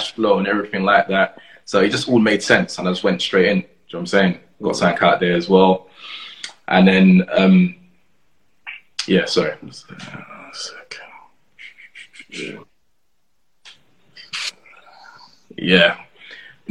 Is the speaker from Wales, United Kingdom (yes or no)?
no; London, United Kingdom; growing up in Camberwell, sort of in the centre